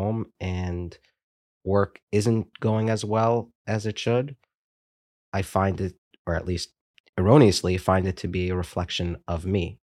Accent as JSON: {"language": "English", "country": "United States", "said": "I'm an American, I'm a Jew"}